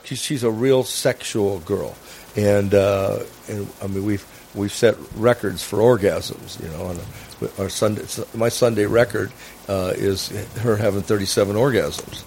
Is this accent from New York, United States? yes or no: no; Phoenix, Arizona, United States; moved away as an adult; also born or lived in Northern Nevada; now in Nevada, United States; Phoenix, Arizona. Yeah, and I uh, born and raised there, and educated, and then uh, came to uh, Northern Nevada, and uh, in '76